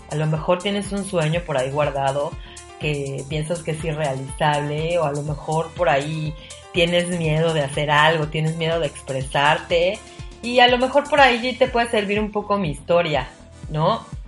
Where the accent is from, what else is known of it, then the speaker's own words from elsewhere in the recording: Mexico City, Mexico; moved away as an adult; now in Cozumel, Mexico; soy de la Ciudad de México